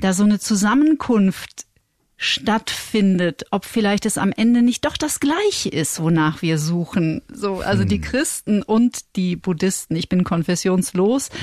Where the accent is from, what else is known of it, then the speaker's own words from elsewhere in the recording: North Rhine-Westphalia, Germany; Und ich komme aus Nordrhein-Westfalen und dort wird man automatisch eigentlich in der Regel evangelisch getauft